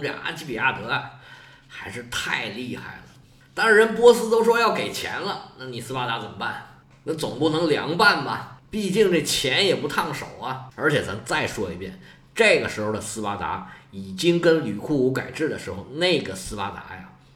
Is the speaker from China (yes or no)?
yes; China; 在我们中国啊